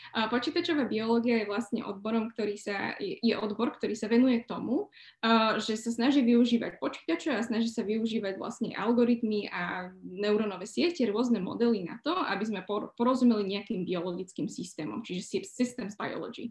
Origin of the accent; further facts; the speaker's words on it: Slovakia; moved away as an adult; now in London, United Kingdom; Ja som samozrejme Slovenka